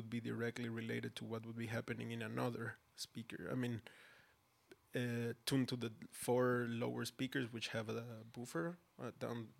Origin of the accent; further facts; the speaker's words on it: Mexico City, Mexico; now in Berlin, Germany; I myself, born and raised in Mexico City